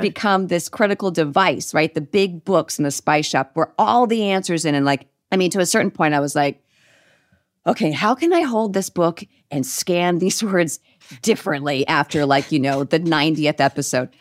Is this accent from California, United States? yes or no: yes; Northern California, United States; we're both from Northern California.